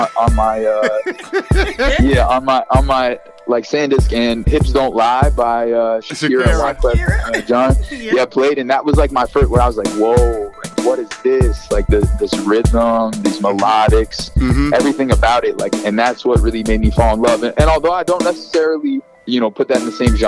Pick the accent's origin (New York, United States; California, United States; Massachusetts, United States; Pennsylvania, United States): Massachusetts, United States; Brookline; also born or lived in Boston; I was born in Boston, Brigham and Women's, and raised there.